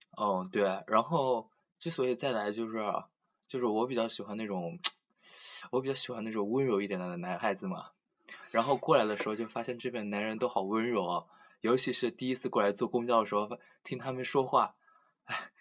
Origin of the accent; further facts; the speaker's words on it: Changsha, Hunan, China; now in Nanjing, China; 我是长沙的嘛